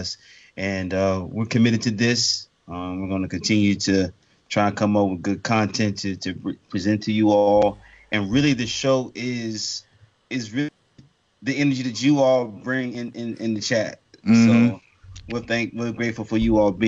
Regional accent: Tallahassee, Florida, United States; Growing up in Tallahassee, Florida

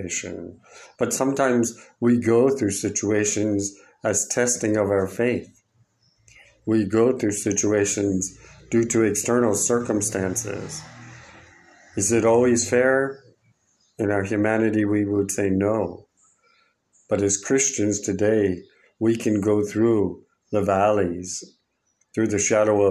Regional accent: United States; moved away; my home country of America

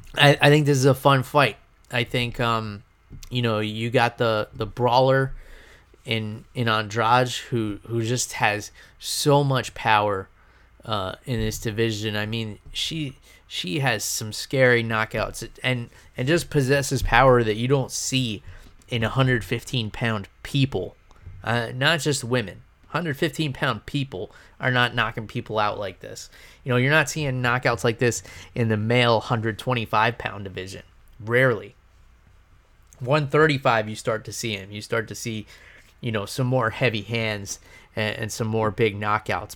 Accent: New York, United States; moved away; I'm gonna be up in New York, um, back in my hometown visiting family

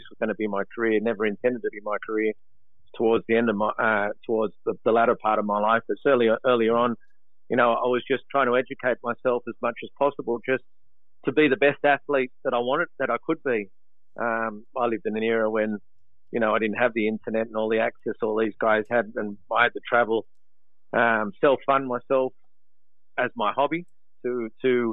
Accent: Sydney, New South Wales, Australia; also born or lived in Maroubra / Coogee / Kingsford; I was brought up on the Vaucluse area

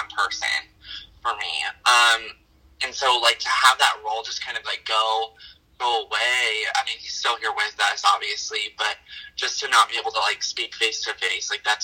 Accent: Kirby, Wyoming, United States; also born or lived in Thermopolis, Wyoming; And I actually grew up in a town smaller than that. It was in Kirby, Wyoming

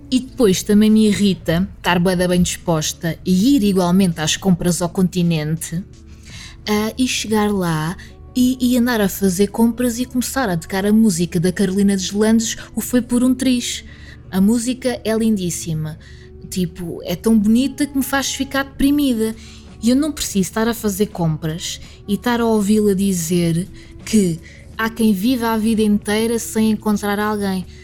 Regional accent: Alentejo, Portugal; also born or lived in Covilhã; now in Lisbon, Portugal; Eu, nunca, eu sou do Alentejo, mas eu nunca tive sotaque alentejano às vezes posso arranhar uma palavra ou outra

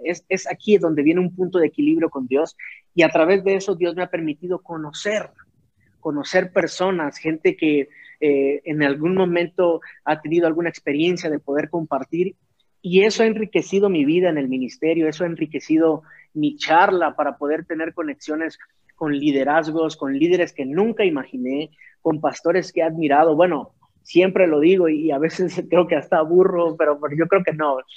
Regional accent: Tuxtla Gutiérrez, Chiapas, Mexico; moved away as an adult; now in Mexico City, Mexico; yo soy originario de Tuxtla Gutiérrez, Chiapas

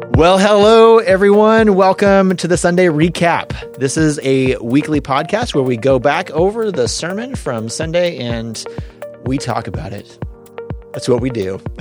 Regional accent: California, United States; now in Indiana, United States

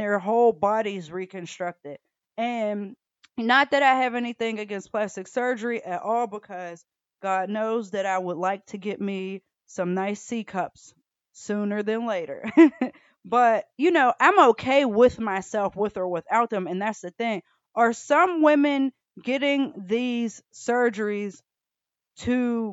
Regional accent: Atlanta, Georgia, United States; I grew up in Atlanta

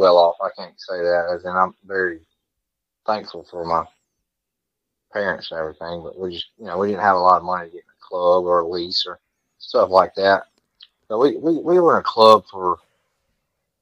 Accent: Archibald, Louisiana, United States; I'm from a little town called Archibald, Louisiana

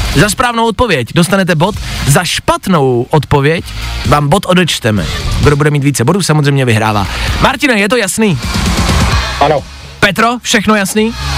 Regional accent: Czechia; jako Češi

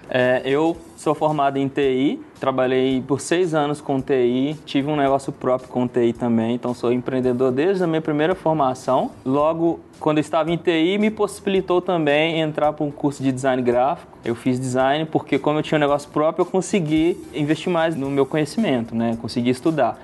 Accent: Betim, Minas Gerais, Brazil; Eu sou de Brité

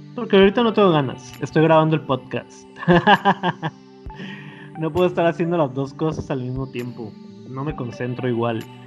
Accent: Mexico; si nos situamos como mexicanos

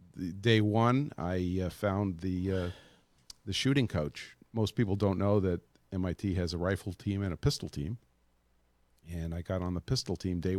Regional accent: Brooklyn, New York, United States; And so I had a weird upbringing in that I grew up in Brooklyn, New York, but I was camping with the Boy Scouts.

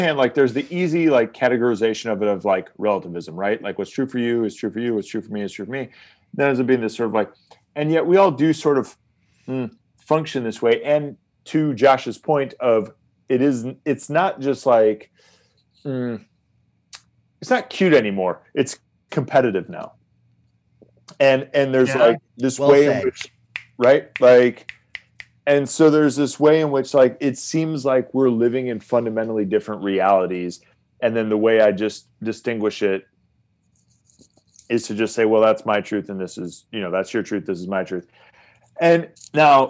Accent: United States; I'm an American

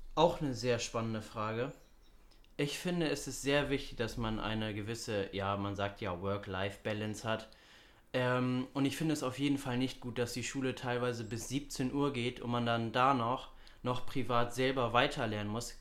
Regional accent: Hamburg, Germany; ich bin 18 Jahre alt, ich komme aus Hamburg, bin Schüler

